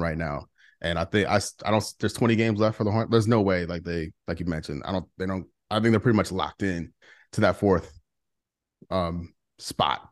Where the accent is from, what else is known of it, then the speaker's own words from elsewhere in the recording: St. Louis, Missouri, United States; I'm from Saint Louis